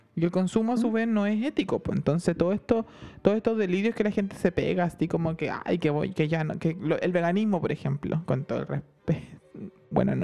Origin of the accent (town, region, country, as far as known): Chile; first language Spanish; moved away as an adult; now in England